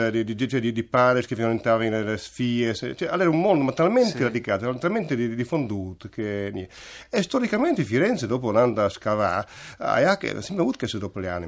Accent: Buje, Istria County, Croatia; Buie, diciamo, ecco, diciamo, non il cognome, sono

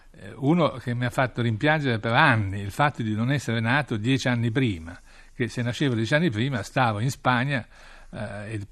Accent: northern Italy, Italy; born there; Però siamo cinesi, cioè io sono nato in un villaggio cinese dell'Italia del Nord.

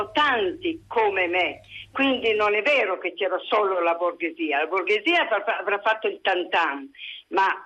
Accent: Lombardy, Italy; now in Turin, Italy; vivo a Torino, sono lombarda.

